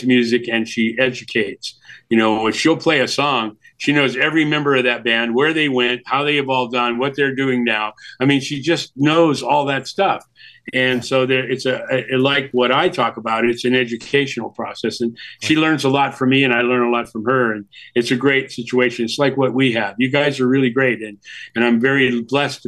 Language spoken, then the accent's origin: English; San Jose, California, United States; also born or lived in Milwaukee / New York; I was from California already, San Jose, Northern California